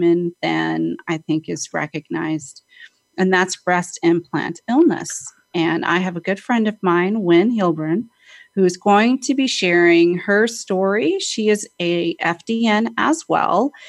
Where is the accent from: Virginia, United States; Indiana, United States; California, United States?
California, United States; San Diego; I'm from San Diego